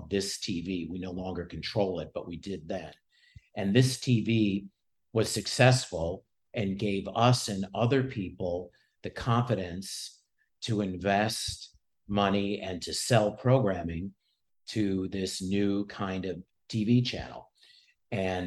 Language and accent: English; Chicago, Illinois, United States; I am from Chicago, born and raised in the city and the suburbs.